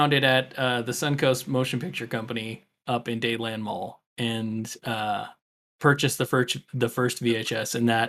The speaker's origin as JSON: {"language": "English", "country": "United States", "said": "as an American"}